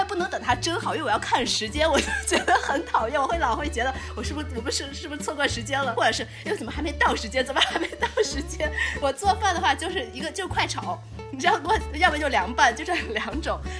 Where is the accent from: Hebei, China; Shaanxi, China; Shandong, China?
Shaanxi, China; 因为我是陕西人。作为一个陕西人的话，我是在尤其在夏天的时候，我非常非常想吃的唯一一道家乡菜就是凉皮，尤其热的时候。